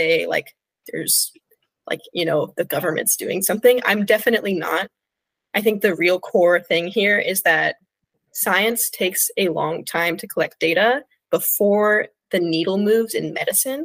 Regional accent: California, United States; moved away; I'm originally from California.

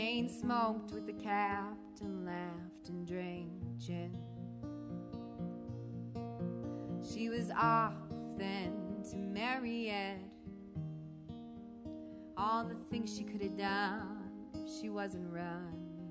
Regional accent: outside of Milwaukee, Wisconsin, United States; moved away as an adult; also born or lived in Chicago / Louisville; I grew up outside of Milwaukee

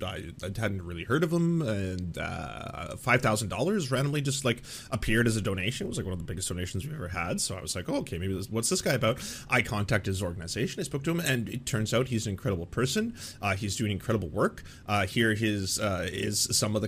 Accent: Vancouver, British Columbia, Canada; my hometown, Vancouver, Canada

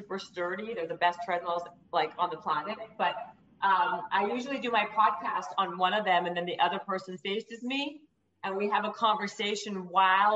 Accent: Winnipeg, Manitoba, Canada; moved away as an adult; also born or lived in Ottawa / Toronto; now in California, United States; I grew up in Winnipeg. And then actually I was born in Ottawa. I grew up in Winnipeg.

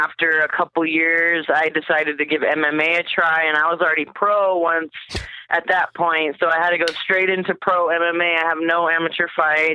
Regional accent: Albuquerque, New Mexico, United States; I grew up in Albuquerque, born and raised

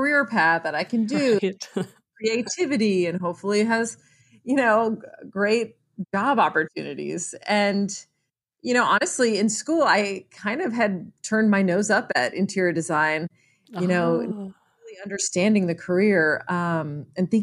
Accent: Lake Jackson, Texas, United States; I grew up in Lake Jackson, which is about an hour south of Houston

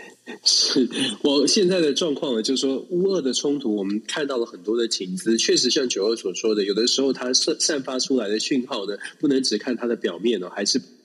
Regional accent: Taiwan; 都是同一个地方，都是在台湾长大的

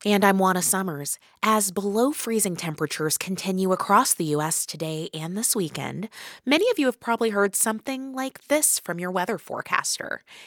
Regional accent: Midwest, United States; I'm a Midwesterner

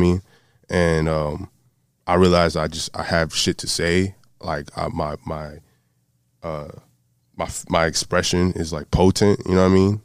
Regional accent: Broward County, South Florida, United States; also born or lived in Miami; I'm from South Florida, uh, born in Miami, raised in Broward County

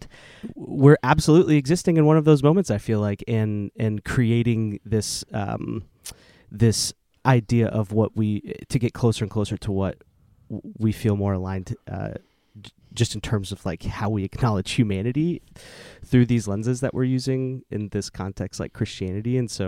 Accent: Oklahoma City, Oklahoma, United States; I was raised Southern Baptist in Oklahoma City. And so very, like, very deep, deep roots in those spaces.

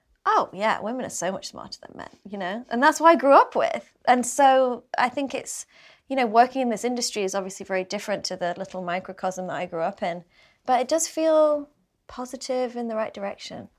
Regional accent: England, United Kingdom; being British

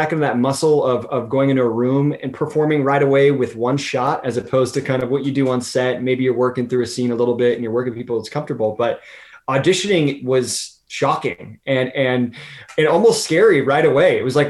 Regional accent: West Coast, United States; And I'm from the West Coast, and LA of course is over on the West Coast.

